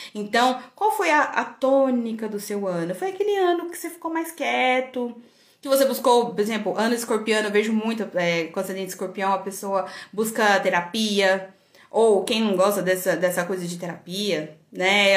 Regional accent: Goiânia, Goiás, Brazil; also born or lived in São Paulo; eu nasci em Goiânia e morei em São Paulo

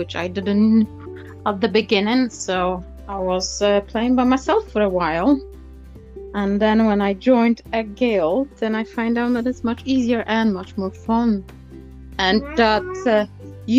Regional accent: United Kingdom; I'm from UK

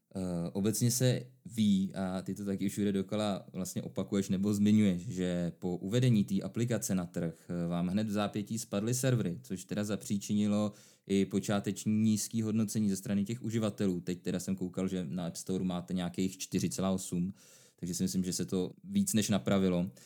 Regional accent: Czechia; u nás v Čechách

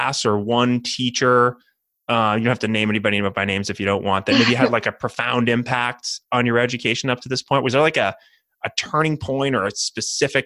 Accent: New Hampshire, United States; my home state of New Hampshire

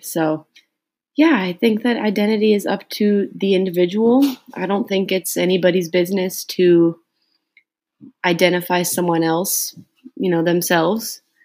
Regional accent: United States; I identify as an American since I, you know, was born in the United States. I live in the United States right now.

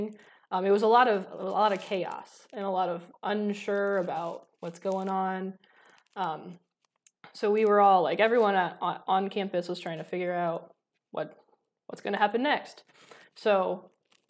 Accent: Defiance, Ohio, United States; moved away; I'm from Defiance originally, so I went back there

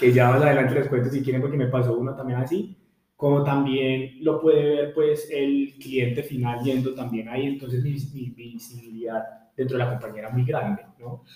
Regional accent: Pereira, Risaralda, Colombia; yo soy de Pereira

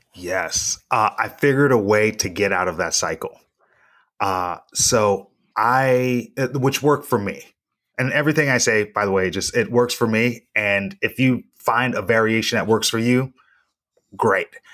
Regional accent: Reno, Nevada, United States; my hometown

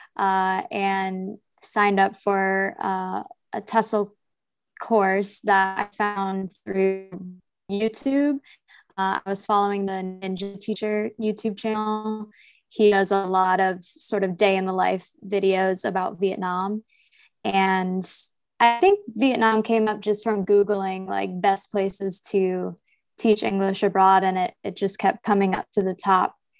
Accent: New Jersey, United States; I'm from New Jersey from a, like, rural farm town kind of area. And growing up was pretty, uh, suburban

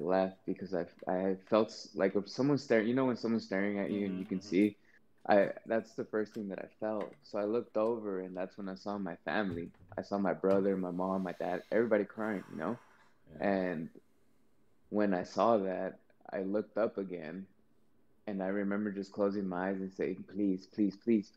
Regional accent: Compton, California, United States; I'm from Compton. I was born in Compton. I'm from Los Angeles

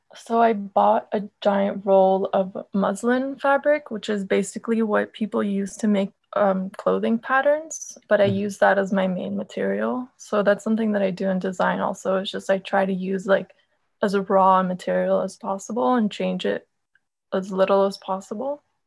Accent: Argentina; I'm from Argentina

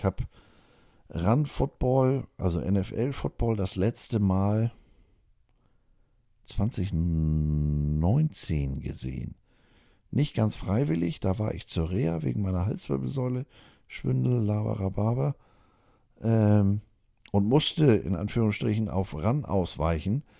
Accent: Germany; Ich habe gesagt, ich bin Deutscher, ich darf hier nicht wählen.

